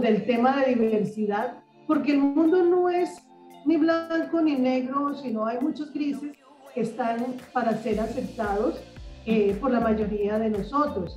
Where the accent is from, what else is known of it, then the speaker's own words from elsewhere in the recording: Barranquilla, Atlántico, Colombia; desde Barranquilla, mi ciudad natal, eh, Barranquilla, Colombia